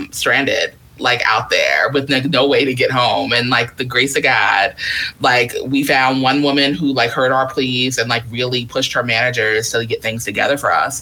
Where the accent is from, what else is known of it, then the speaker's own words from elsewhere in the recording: New York, United States; I'm from New York